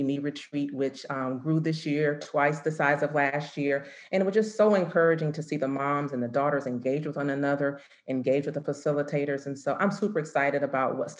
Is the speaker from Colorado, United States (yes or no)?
no; Florida, United States; now in Atlanta, United States; I'm originally from the Sunshine State